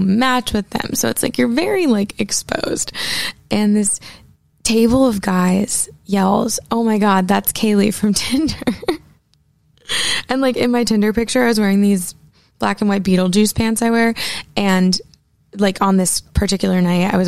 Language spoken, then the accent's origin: English; Portland, Maine, United States; now in Nashville, United States; I grew up in Portland, Maine